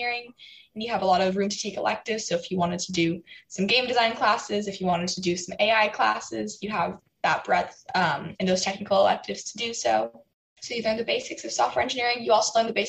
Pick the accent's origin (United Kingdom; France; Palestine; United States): United States; San Diego, California; I'm from San Diego, California